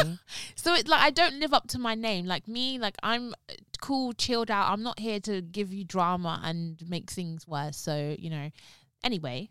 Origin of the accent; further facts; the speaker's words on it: London, United Kingdom; I was born in North London. I'm not gonna tell you where in North London. Was born in North London, lived in North London for a bit, then moved to East London